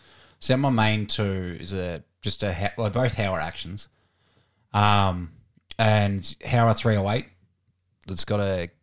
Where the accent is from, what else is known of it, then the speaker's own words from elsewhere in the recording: Warratonville, Victoria, Australia; born there; But I was born in Warratonville, Victoria. All my family now is in Horsham in Victoria. So that's always going to be home.